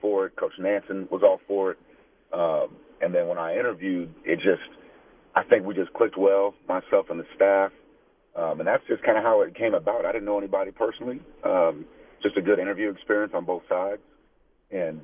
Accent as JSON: {"language": "English", "town": "Tucson", "region": "Arizona", "country": "United States", "tie": "born or raised there", "said": "being born and raised in Tucson, I've seen it"}